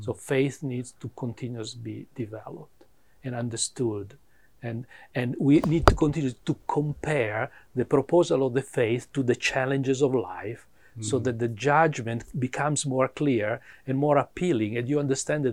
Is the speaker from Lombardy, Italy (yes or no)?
yes; Milan, Lombardy, Italy; English is a second language; moved away as an adult; also born or lived in Dayton, Ohio, United States; now in Atlanta, United States; I am from Milano, yeah. We moved to US in 2000